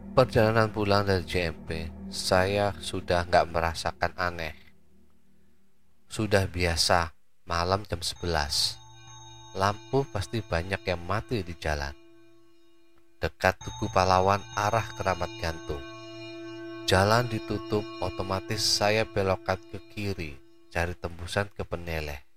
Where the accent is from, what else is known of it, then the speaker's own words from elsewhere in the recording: Surabaya, East Java, Indonesia; Sekedar info, saya orang Surabaya nggak hafal nama jalan yang hafal cuma arah dan ancer-ancer saja.